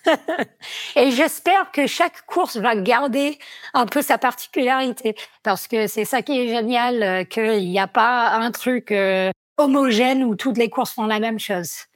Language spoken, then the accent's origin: French; Vermont, United States; accent: American; French is a second language; moved away as an adult; also born or lived in Grenoble, France; now in Chamonix, France; je suis américaine d'origine